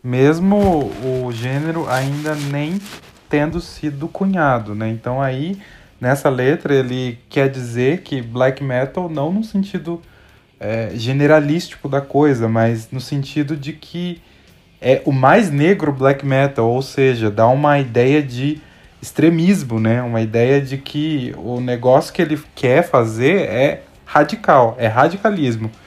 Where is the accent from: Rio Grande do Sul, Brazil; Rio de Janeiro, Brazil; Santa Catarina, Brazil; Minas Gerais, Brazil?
Minas Gerais, Brazil; eu sou mineiro também